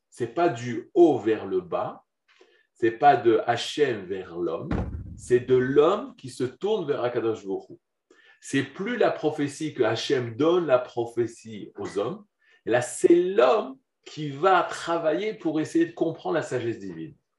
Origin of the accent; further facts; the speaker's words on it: Jerusalem, Jerusalem District, Israel; je suis de Yerushalayim, de Jérusalem, de Mahomir à Jérusalem